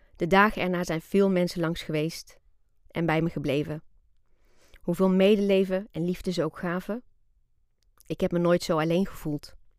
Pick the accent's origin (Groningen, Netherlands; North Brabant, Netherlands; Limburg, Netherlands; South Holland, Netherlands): North Brabant, Netherlands; Breda; Wij wonen in Breda. En daar heb ik eigenlijk mijn hele leven gewoond